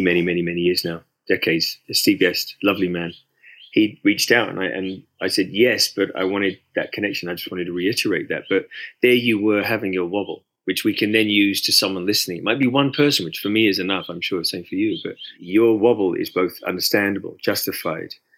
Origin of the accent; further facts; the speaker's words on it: United Kingdom; as a British man